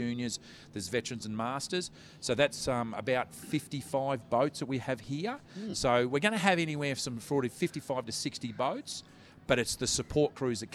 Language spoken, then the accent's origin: English; Gold Coast, Queensland, Australia; I'm from the Gold Coast